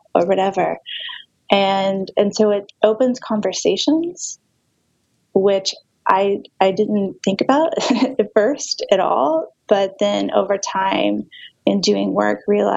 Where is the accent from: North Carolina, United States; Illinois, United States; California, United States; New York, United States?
North Carolina, United States; Charlotte; I grew up in Charlotte, which for a long time was seen as a very conservative banking town